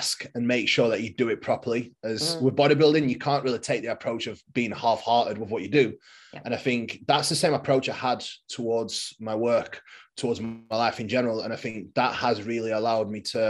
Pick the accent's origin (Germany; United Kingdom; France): United Kingdom; England; I am a bodybuilder from England.